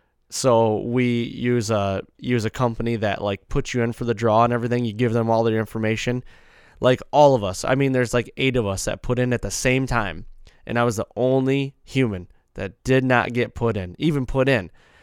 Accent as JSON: {"language": "English", "region": "Midwest", "country": "United States", "said": "You know, we're whitetail guys from the Midwest"}